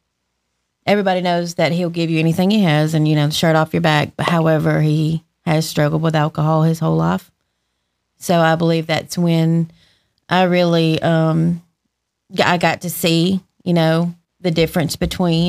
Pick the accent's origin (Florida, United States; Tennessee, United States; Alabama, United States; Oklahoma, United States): Alabama, United States; Randolph County; also born or lived in Woodland, Alabama / Roanoke, Alabama; I grew up in Randolph County